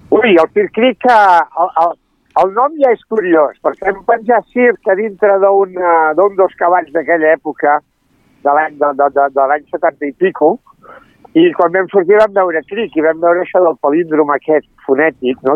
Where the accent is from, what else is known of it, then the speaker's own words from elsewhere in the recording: Barcelona, Catalonia, Spain; moved away as an adult; also born or lived in Italy; now in Sant Esteve de Palautordera, Spain; urbanites de, de la ciutat de Barcelona, ella és del barri xino i jo soc de Sarrià